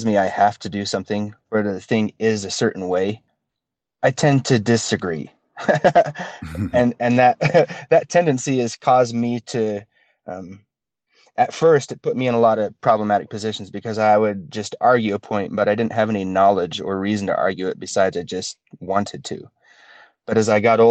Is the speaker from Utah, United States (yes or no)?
yes; Utah, United States; growing up in Utah is a very interesting thing, especially in Utah County, which is where I am